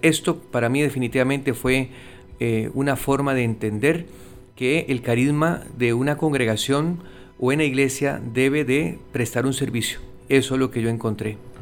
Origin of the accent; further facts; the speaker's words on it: Costa Rica; now in Puerto Rico; soy de Costa Rica